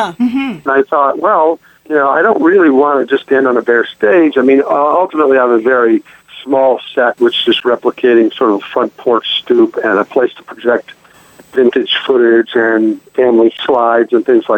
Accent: Omaha, Nebraska, United States; I was spoiled growing up in Omaha

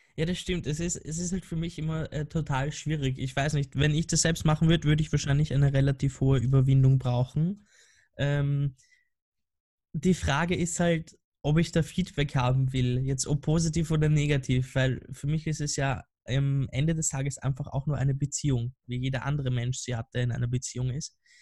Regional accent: Vienna, Austria; ich komme ja aus Wien und da, da gibt es halt so ein paar äh, Wiener Dialektwörter

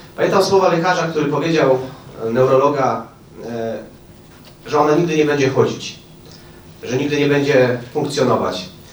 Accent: Bielsko-Biała, Silesian Voivodeship, Poland; also born or lived in Oświęcim; now in Świnna, Poland; Urodziłem się w Oświęcimiu. Wychowałem się w Bielsku, a mieszkam za Żywcem.

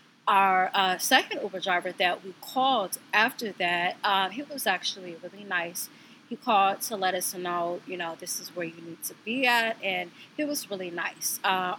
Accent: Midwest, United States; we're from the Midwest

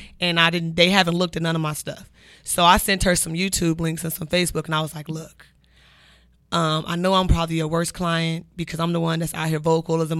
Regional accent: Las Vegas, Nevada, United States; I'm from Vegas, we all from Vegas

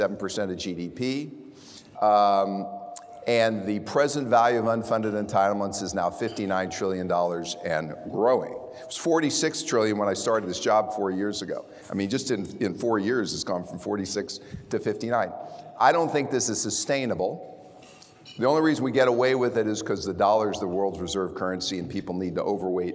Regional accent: Prairie Village, Kansas, United States; moved away as an adult; now in Dallas, United States; I'm from Kansas.

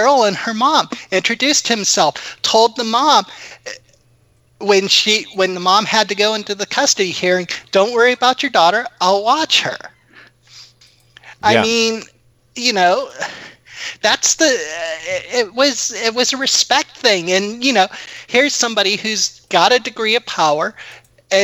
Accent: Connecticut, United States; growing up in Connecticut at the time, I was taught to respect my elders

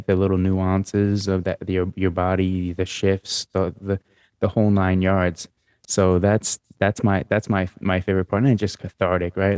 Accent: New York, United States; being a male growing up in New York

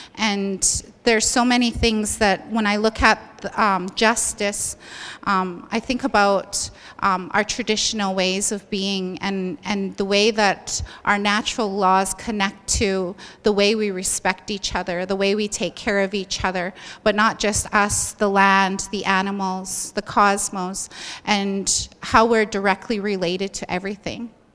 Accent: southern Alberta, Canada; I come from the Blackfoot Territory in southern Alberta

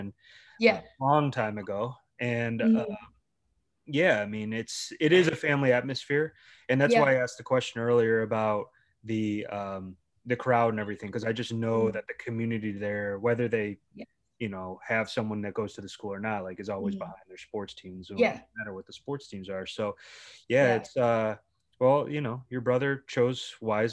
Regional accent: Cleveland, Ohio, United States; moved away; we're all from Cleveland.

